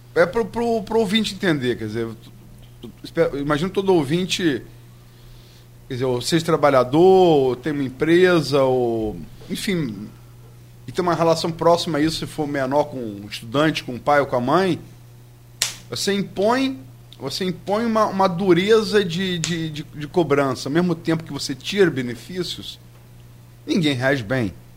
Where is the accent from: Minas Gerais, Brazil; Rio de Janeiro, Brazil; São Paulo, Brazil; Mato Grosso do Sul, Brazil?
Rio de Janeiro, Brazil; Niterói; Eu sou niteroiense.